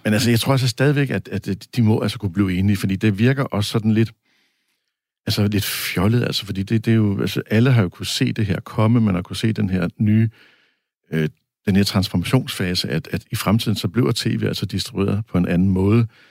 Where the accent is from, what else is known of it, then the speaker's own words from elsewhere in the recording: Denmark; vi danskere